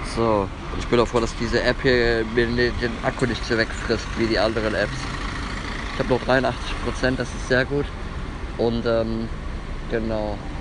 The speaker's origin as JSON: {"language": "German", "town": "Bonn", "region": "North Rhine-Westphalia", "country": "Germany", "tie": "born or raised there", "said": "In meine Heimat."}